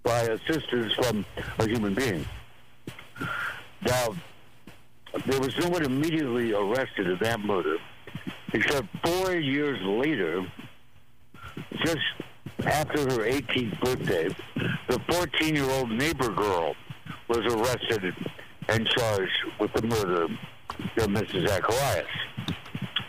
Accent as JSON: {"language": "English", "town": "Walla Walla", "region": "Washington", "country": "United States", "tie": "born or raised there", "said": "Walla Walla, Washington, my hometown"}